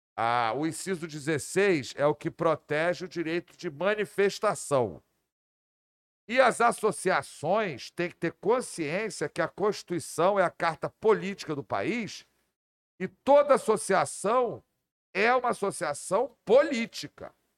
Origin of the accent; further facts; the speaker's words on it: Rio de Janeiro, Brazil; eu sou do Rio de Janeiro e sou Botafogo